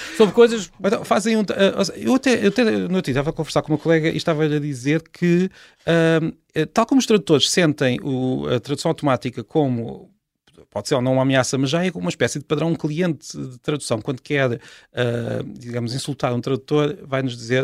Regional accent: Portugal

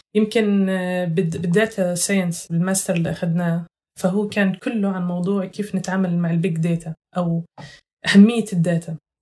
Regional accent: Huwara, Nablus Governorate, Palestine; moved away as an adult; now in Scotland, United Kingdom; أنا من نابلس، أو ريف نابلس

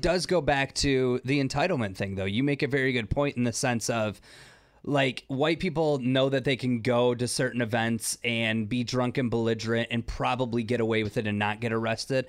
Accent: Detroit, Michigan, United States; I was born in Detroit.

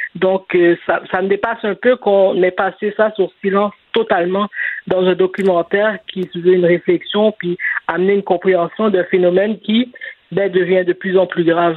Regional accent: Montreal, Quebec, Canada; j'ai grandi à Saint-Michel. J'ai vécu là jusqu'en 2012

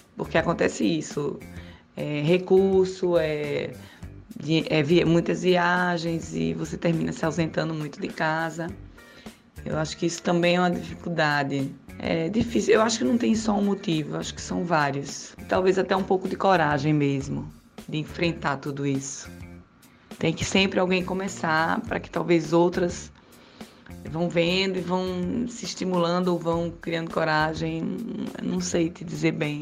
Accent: Recife, Pernambuco, Brazil; eu sou de Recife

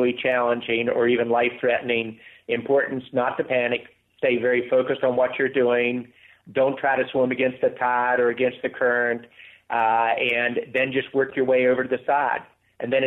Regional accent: West Virginia, United States; Growing up in West Virginia

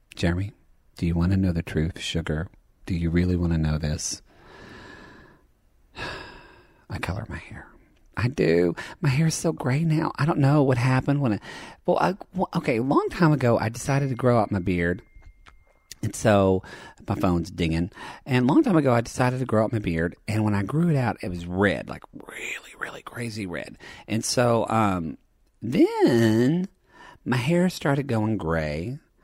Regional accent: southern Oklahoma, United States; I grew up being gay in Oklahoma

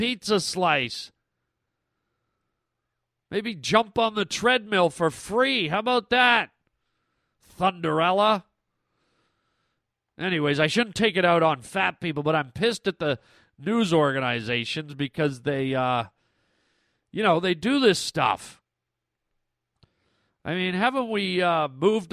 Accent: Canada; now in United States; I grew up in Canada

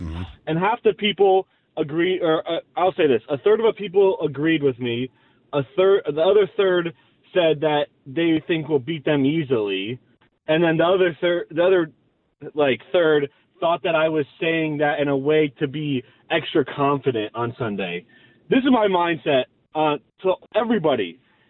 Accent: Connecticut, United States; I am so sick of losing to them, especially since I'm from Connecticut. I have a lot of Giants friends.

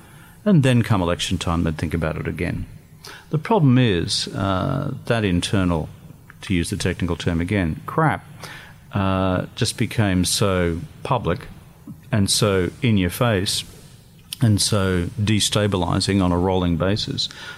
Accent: Eumundi, Queensland, Australia; I grew up in the Yamundi CWA Hall right. In Queensland.

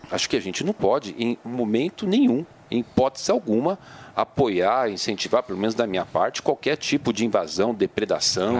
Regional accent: São Paulo, Brazil; eu vim do Parque Santo Antônio

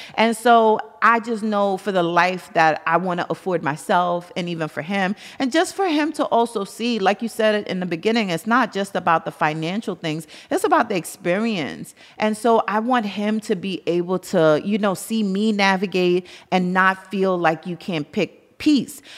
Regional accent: New York City, New York, United States; I'm from Brooklyn.

